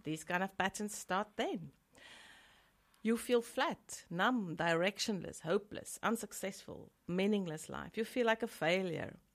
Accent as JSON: {"language": "English", "country": "South Africa", "said": "I'm from South Africa and there, there's a huge stigma still."}